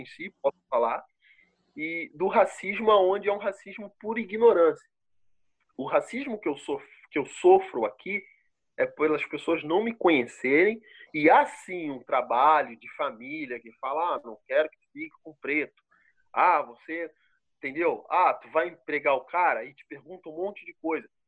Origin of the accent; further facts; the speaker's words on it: Rio de Janeiro, Brazil; accent: carioca; moved away as an adult; also born or lived in Brusque, Santa Catarina; now in Botuverá, Brazil; eu sou carioca, eu ainda tenho um pouco do sotaque